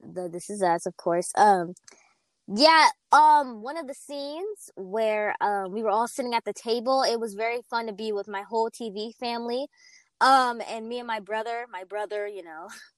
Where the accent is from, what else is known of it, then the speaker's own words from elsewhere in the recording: Fort Worth, Texas, United States; my hometown, Fort Worth, Texas